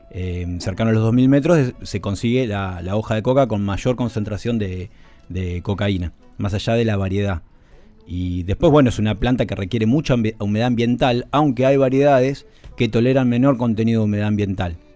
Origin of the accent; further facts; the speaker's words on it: Argentina; yo soy oriundo de Uribe